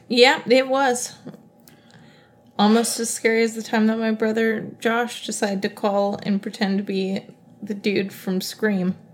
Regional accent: Ohio, United States; moved away; I grew up near Wright Pat Air Force Base

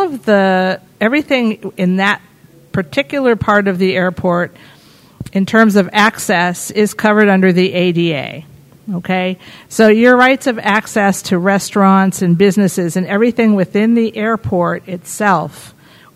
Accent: New York City, New York, United States; I come from the New York City area

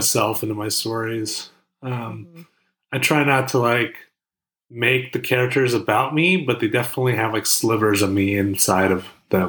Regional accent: New Jersey, United States; also born or lived in Saigon (ancestry); I'm Vietnamese, actually. I'm Vietnamese. Both my parents are from Saigon. And I was born in Jersey, though. New Jersey.

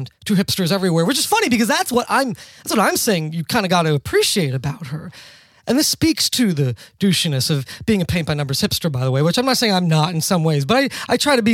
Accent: New York City, New York, United States; I'm from New York City, born and raised.

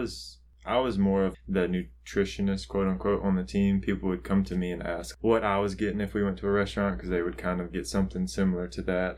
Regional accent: the South, United States; I grew up in the South, or we're still in the South, so I grew up around here

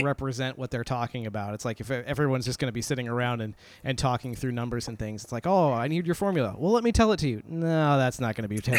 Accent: New Jersey, United States; I grew up in New Jersey, so what do I know about speaking correctly?

